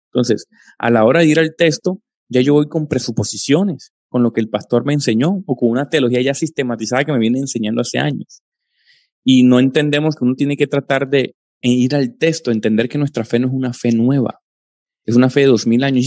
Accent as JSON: {"language": "Spanish", "country": "Colombia", "tie": "born or raised there", "said": "crecí en una, en una familia con origen eh, pentecostal carismático trinitario, de esos asentamientos en Colombia eh, de hace 40, 50 años, eh, vengo de esa familia"}